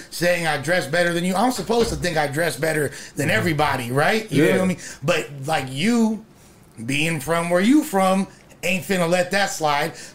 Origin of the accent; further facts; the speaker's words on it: Los Angeles, California, United States; I'm from West